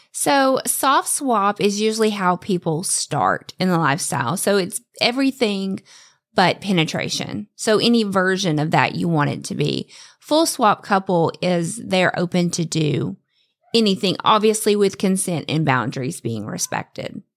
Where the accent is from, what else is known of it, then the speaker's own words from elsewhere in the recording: the South, United States; I was raised in the South